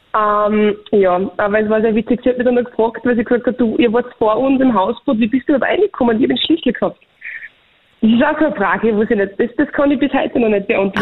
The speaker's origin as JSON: {"language": "German", "country": "Austria", "said": "bei uns in Österreich"}